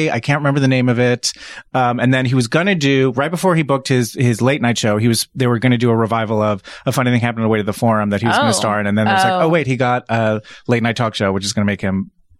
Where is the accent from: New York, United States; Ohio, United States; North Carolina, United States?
New York, United States; now in California, United States; I grew up in New York. So initially for me growing up, I was like, oh yeah, I've seen a bunch of these shows. But like since living in California